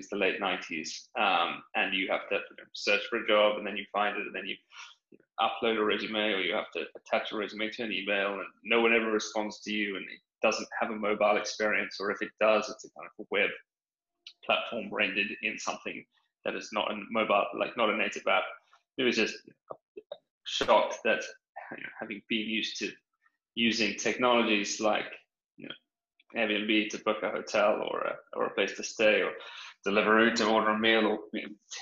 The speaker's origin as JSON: {"language": "English", "country": "South Africa", "tie": "born or raised there", "also_born_or_lived": "United Kingdom", "moved": "as an adult", "lives_now": "London, United Kingdom", "said": "I'm from South Africa, grew up out there on a farm, moved to the UK for grad school"}